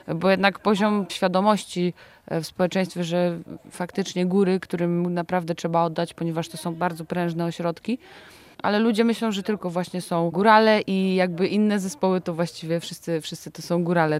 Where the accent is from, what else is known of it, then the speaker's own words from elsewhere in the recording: Zbąszyń, Greater Poland, Poland; Pochodzimy ze Zbąszynia